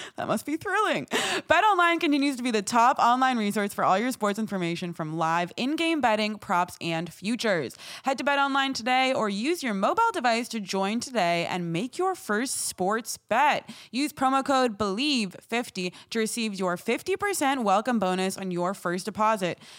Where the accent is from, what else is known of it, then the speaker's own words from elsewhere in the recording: Morocco; a Moroccan